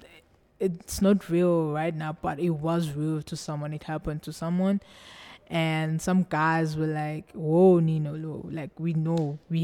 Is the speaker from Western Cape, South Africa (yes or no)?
no; Johannesburg, Gauteng, South Africa; I'm from Johannesburg.